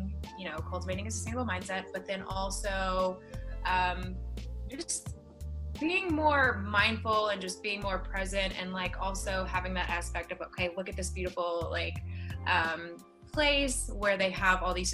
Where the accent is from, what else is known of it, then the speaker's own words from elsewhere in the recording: Mississippi, United States; I grew up in Mississippi, like the deep, like south of the United States